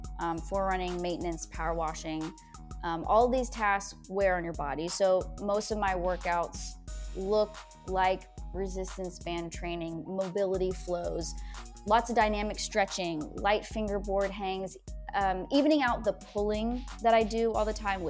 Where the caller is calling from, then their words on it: Portland, Oregon, United States; I'm here in Portland, Oregon.